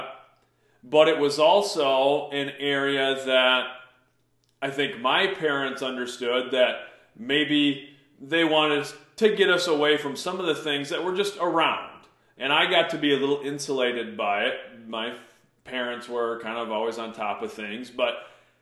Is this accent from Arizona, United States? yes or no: no; Mason City, Iowa, United States; from birth to 11 years old, I grew up on the North End of Mason City